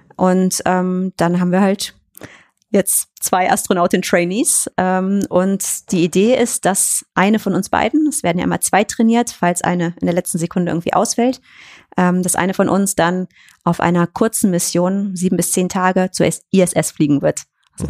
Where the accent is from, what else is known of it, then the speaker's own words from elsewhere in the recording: Cologne, North Rhine-Westphalia, Germany; ich komme ja aus Köln